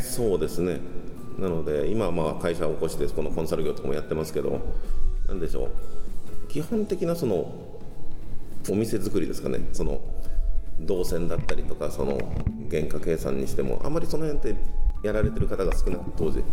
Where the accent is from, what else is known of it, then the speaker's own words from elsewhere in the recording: Tokyo, Japan; moved away as an adult; now in Okinawa, Japan; 東京出身